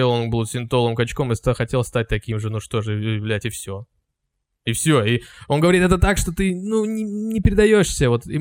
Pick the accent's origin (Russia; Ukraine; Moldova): Ukraine; moved away; Я здесь живу, потому что просто меня привезла бабушка в свое время сюда. А так я украинец вообще, родился на Украине. … я не русский.